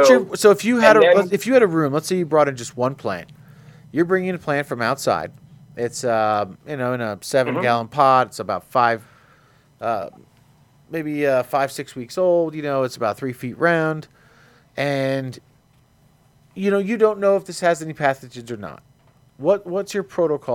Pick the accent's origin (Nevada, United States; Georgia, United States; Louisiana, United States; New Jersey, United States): New Jersey, United States; I'm from New Jersey. It's competitive speaking where I come from